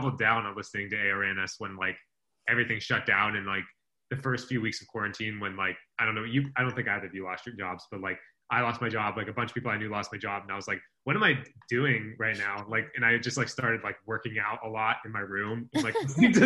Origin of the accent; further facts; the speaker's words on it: California, United States; I'm from California and I'm Mexican